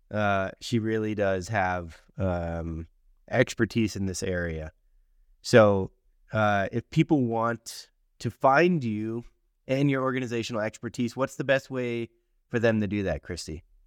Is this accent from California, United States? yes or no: no; Miami, Florida, United States; when I was a kid growing up in Miami, Florida